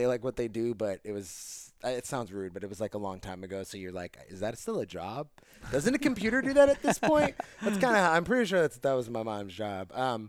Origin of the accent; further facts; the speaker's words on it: New Jersey, United States; now in Los Angeles, United States; I'm from New Jersey.